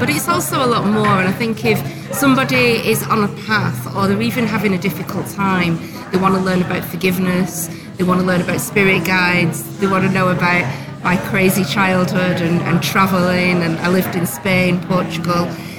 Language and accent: English; Bolton, North West England, United Kingdom; I grew up in Bolton.